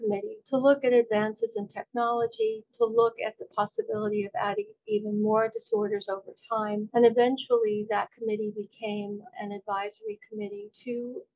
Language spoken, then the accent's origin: English; New Jersey, United States; When I returned to New Jersey, which is my home state